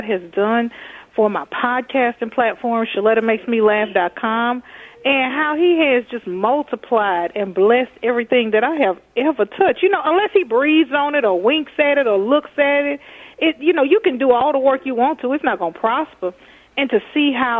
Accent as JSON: {"language": "English", "region": "Texas", "country": "United States", "moved": "yes", "lives_now": "Minnesota, United States", "said": "I'm from Texas"}